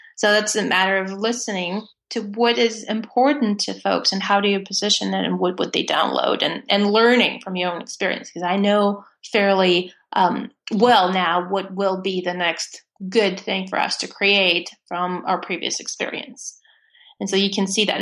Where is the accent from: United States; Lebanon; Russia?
Russia; born or raised there; English is a second language; moved away as an adult